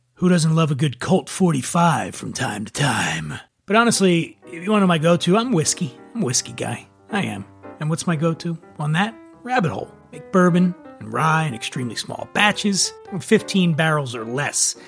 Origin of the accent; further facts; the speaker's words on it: Philadelphia, Pennsylvania, United States; right outside of my hometown of Philadelphia